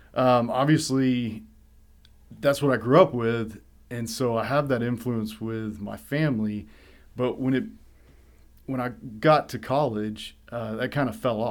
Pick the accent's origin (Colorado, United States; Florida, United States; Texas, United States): Texas, United States; Kerrville